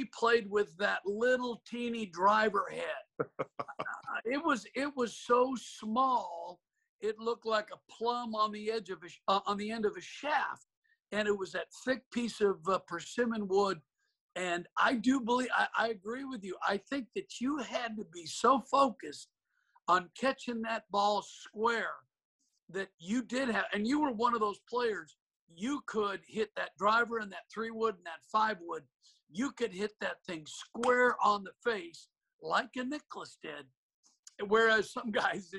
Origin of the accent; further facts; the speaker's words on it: Portland, Oregon, United States; I grew up in Portland with my father as my teacher